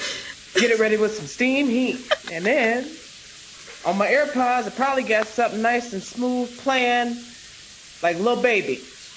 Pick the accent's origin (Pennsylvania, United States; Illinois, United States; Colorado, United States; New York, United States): Illinois, United States; Maywood; moved away as an adult; also born or lived in China; I was born in Maywood. I believe Maywood counts. Maywood is an extension of the west side of Chicago.